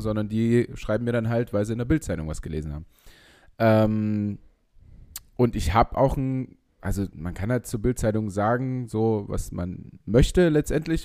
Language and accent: German; Leipzig, Saxony, Germany; ich als Leipziger